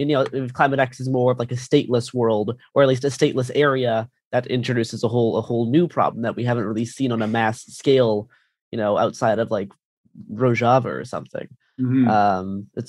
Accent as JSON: {"language": "English", "country": "Canada", "lives_now": "Portland, United States", "said": "I did. Yeah, I'm Canadian."}